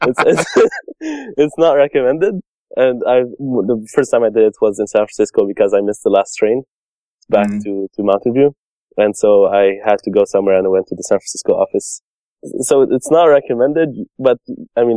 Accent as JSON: {"language": "English", "town": "Montreal", "region": "Quebec", "country": "Canada", "said": "I'm from Montreal, Canada"}